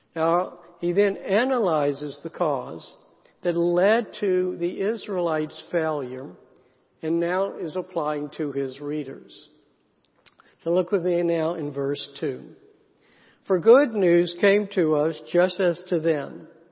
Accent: South Carolina, United States; I grew up in the South, in a small town in South Carolina

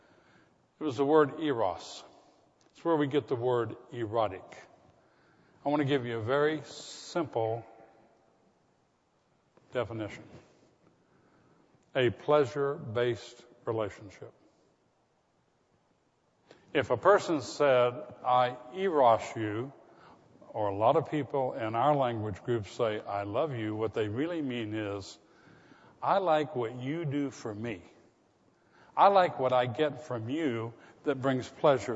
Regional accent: the South, United States; I was from the South

